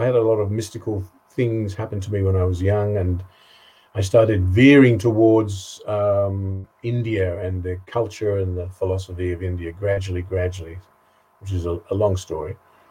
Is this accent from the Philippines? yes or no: no; East of England, United Kingdom; And I was born in a Jewish family in Essex in England, 1952.